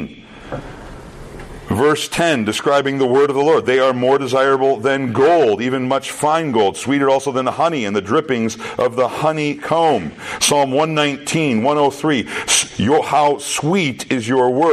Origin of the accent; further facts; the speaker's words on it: Minnesota, United States; also born or lived in Texas; I came from Minnesota to Texas. Up in Minnesota, we say things a little bit different than the way they speak down there in Texas.